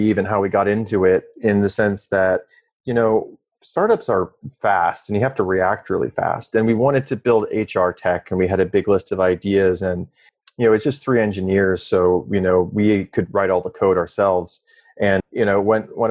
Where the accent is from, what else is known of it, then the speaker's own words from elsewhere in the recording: South Dakota, United States; moved away; also born or lived in Stanford, California / San Francisco; I'm from South Dakota originally